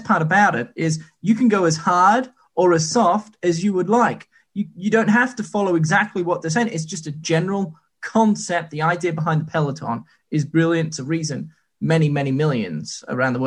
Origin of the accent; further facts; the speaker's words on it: New Zealand; I'm actually from New Zealand